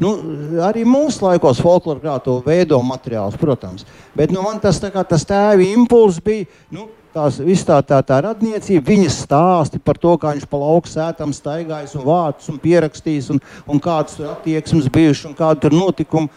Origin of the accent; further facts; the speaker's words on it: Liepāja, Kurzeme, Latvia; pats būdams kurzemnieks, kā, kā dzimis un izaugs liepainieks